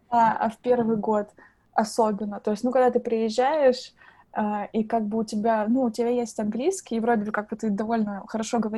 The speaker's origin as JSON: {"language": "Russian", "country": "Russia", "moved": "yes", "lives_now": "Ireland", "said": "то, что сейчас уже невозможно отличить то, что я именно приехала из России, потому что я говорю абсолютно как дублинский человек."}